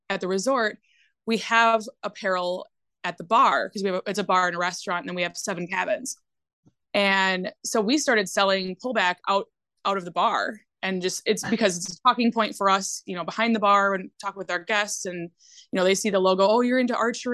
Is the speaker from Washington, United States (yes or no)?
no; Winona, Minnesota, United States; moved away as an adult; now in Hayward, United States; we are originally from Winona, Minnesota, and we moved up to Hayward